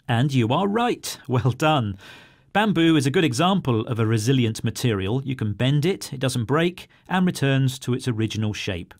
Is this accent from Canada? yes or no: no; United Kingdom; I'm British.